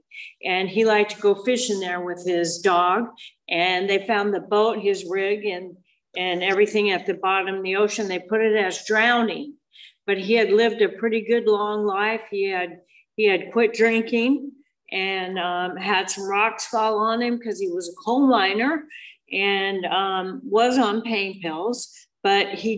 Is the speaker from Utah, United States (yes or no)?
yes; Moab, Utah, United States; moved away as an adult; also born or lived in Scottsdale, Arizona; I was raised in Moab, Utah until I was 19.